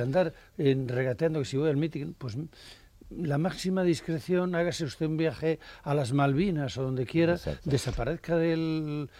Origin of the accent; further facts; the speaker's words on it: headwaters of the Pisuerga, Castile and León, Spain; en mi pueblo hay un pantano, el otro día estaba lleno, estaba precioso, había un oleaje en la cabecera del Pisuerga